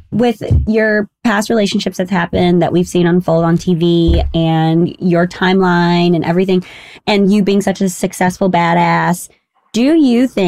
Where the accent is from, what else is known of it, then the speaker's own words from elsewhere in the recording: New York, United States; I, being a New Yorker as well